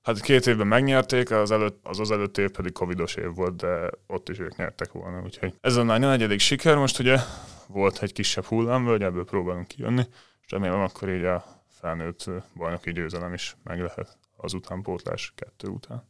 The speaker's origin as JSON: {"language": "Hungarian", "town": "Dunaújváros", "region": "Fejér", "country": "Hungary", "said": "Dunaújvárosban, ahonnan én származom"}